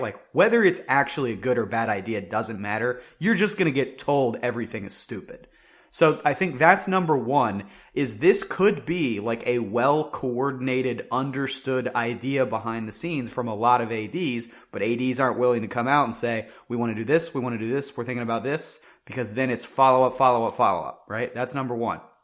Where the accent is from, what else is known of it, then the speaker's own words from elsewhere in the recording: West Virginia, United States; I grew up in West Virginia